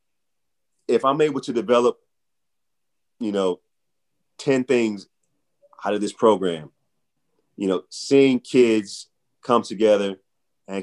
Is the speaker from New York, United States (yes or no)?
no; St. Louis, Missouri, United States; moved away as an adult; now in Philadelphia, United States; I'm from St. Louis, Missouri. I came to Philly